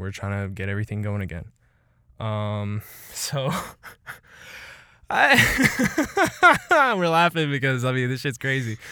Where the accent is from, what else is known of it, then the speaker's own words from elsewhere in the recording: Killeen, Texas, United States; This is all my city, two five four